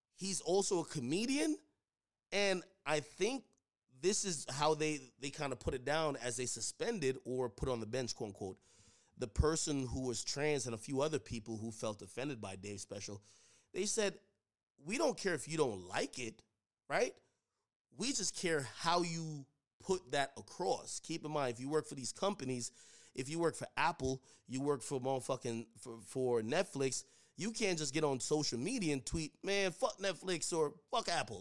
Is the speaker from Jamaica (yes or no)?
yes; Jamaica; now in United States; I grew up in Jamaica. You know, I came over here to United States